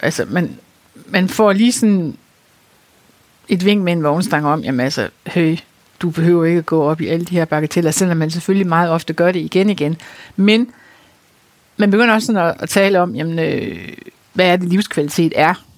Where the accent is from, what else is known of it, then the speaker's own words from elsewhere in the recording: North Jutland, North Denmark Region, Denmark; Vi er jo nordjyder begge